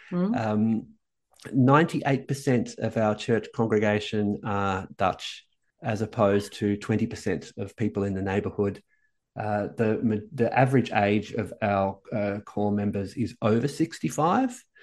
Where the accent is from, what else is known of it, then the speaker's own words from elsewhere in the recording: Melbourne, Victoria, Australia; moved away as an adult; also born or lived in Sweden; now in Amsterdam, Netherlands; I'm, I'm, an inner city boy. I'm from the inner city of Melbourne